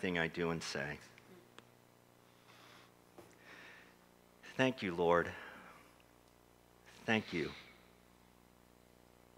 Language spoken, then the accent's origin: English; Philadelphia, Pennsylvania, United States; I'm from Philadelphia.